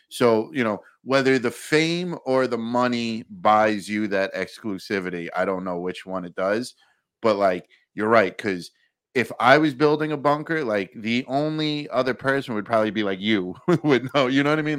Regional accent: New York, United States; Where I grew up in New York

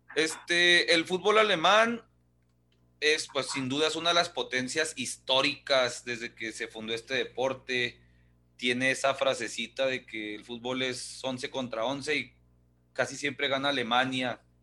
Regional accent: Ciudad Juárez, Chihuahua, Mexico; yo soy nacido en Juárez, yo puedo hacer chistes de mi Juárez

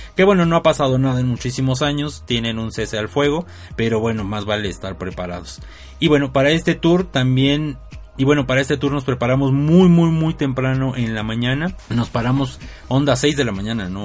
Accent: Mexico; soy mexicano

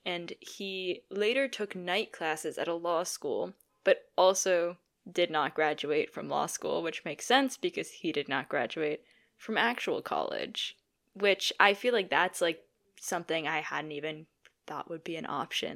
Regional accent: St. Louis, Missouri, United States; We're from Saint Louis.

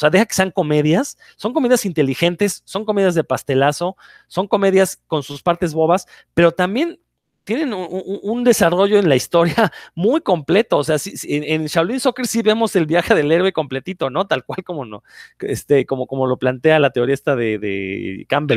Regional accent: Mexico; nosotros como mexicanos

